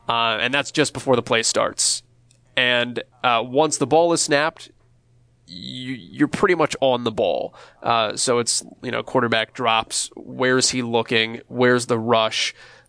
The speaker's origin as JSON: {"language": "English", "region": "Northeast", "country": "United States", "tie": "born or raised there", "said": "I've been fortunate that I grew up in the Northeast. I'm an East Coast guy"}